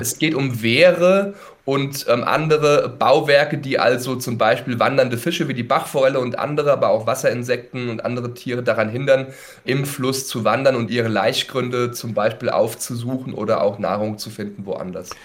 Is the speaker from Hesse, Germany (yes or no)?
yes; Mühltal, Hesse, Germany; Ich bin in Mühltal aufgewachsen